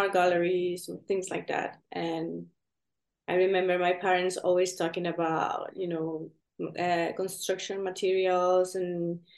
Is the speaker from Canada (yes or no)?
no; Venezuela; moved away; also born or lived in Spain; I'm from Venezuela, and I grew up there